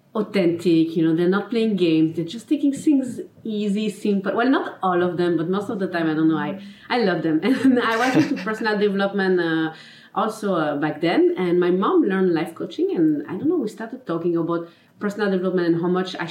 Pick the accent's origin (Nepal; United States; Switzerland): Switzerland; Geneva; first language French; English is a second language; I'm from Geneva, Switzerland. Mm-hmm. So my mother tongue is French, as you can probably see in my accent.